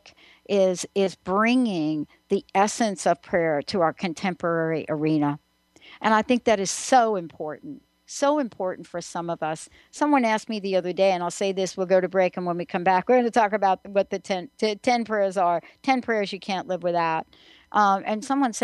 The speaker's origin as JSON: {"language": "English", "region": "New York", "country": "United States", "tie": "born or raised there", "said": "growing up in New York, you know, you have one thing going on right there in the Bronx"}